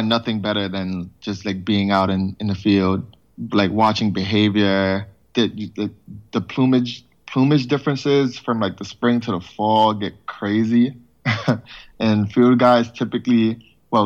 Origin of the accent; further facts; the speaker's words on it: New York City, New York, United States; Born and raised in the Bronx, still in the Bronx